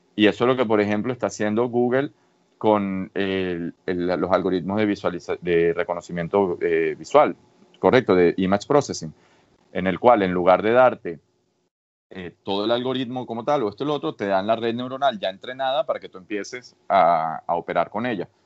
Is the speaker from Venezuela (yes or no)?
yes; Venezuela; moved away as an adult; also born or lived in Catalonia, Spain / Madrid, Spain / Boston, United States; now in Cambridge, United States; Nací en Venezuela y viví en Venezuela eh, una muy buena parte de mi vida